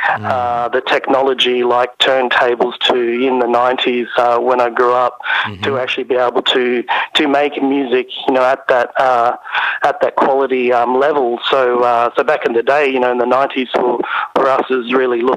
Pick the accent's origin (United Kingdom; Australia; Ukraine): Australia; Ayr, Queensland; also born or lived in Cairns; I grew up in Ayr